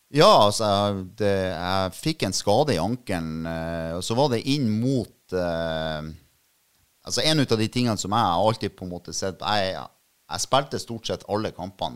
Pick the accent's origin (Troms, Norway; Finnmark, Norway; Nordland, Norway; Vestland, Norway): Nordland, Norway; Bodø; also born or lived in Oslo; jeg er jo født og oppvokst på Innstranda, da, altså på, på, Bertnes.